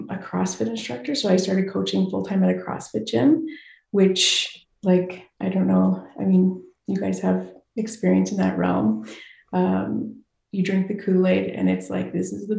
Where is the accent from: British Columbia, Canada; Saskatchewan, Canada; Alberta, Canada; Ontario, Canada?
Saskatchewan, Canada; Saskatoon; I grew up in Saskatoon, Saskatchewan